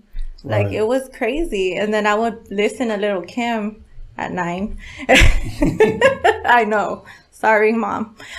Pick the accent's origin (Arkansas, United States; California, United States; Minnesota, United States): California, United States; Lynwood; also born or lived in Bellflower, California / Las Vegas, Nevada; Linwood, California. I was born in Bellflower, but I was raised in Linwood my whole life, and I'm still there. Okay. I moved to Vegas for a few years, but that didn't work out. I had to come back to LA.